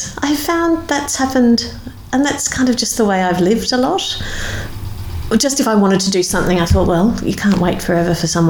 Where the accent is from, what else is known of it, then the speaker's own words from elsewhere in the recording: Queensland, Australia; People say I don't sound like I'm from Queensland.